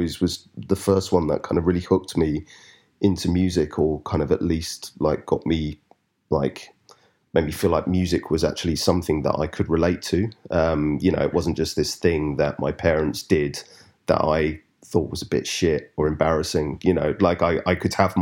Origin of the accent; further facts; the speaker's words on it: London, United Kingdom; also born or lived in Highams Park, London; I grew up initially in Stratford, which is like East London. And then we moved to sort of just northeast, place called Hyams Park, like when I was about 10